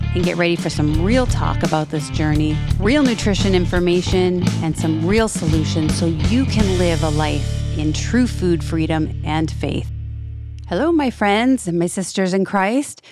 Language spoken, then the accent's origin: English; New England, United States; now in Florida, United States; I'm from New England originally, so I know I, I grew up this way